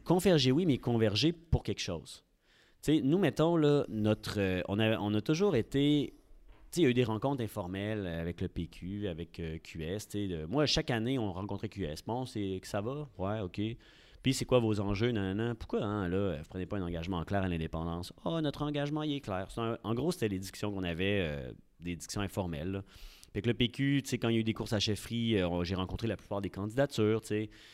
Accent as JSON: {"language": "French", "town": "Quebec City", "region": "Quebec", "country": "Canada", "tie": "born or raised there", "also_born_or_lived": "Lévis", "said": "je suis, un gars de Québec. J'ai grandi à Sainte-Foy, dans le quartier Sainte-Ursule. Et euh, j'ai toujours été à Québec"}